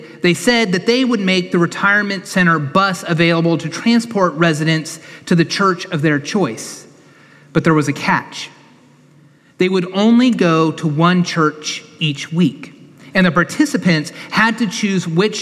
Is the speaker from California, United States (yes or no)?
yes; Citrus Heights, California, United States; moved away as an adult; now in Knoxville, United States; when I was born in April 1979, my parents were members of Celtic Cross Presbyterian Church in Citrus Heights, California